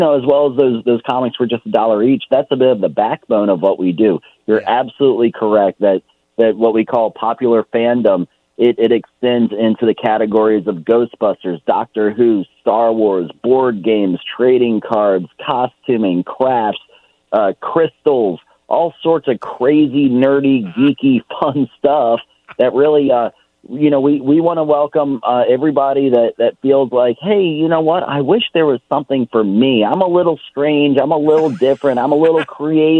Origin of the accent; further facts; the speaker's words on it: Richmond, Virginia, United States; I was born and raised here in Richmond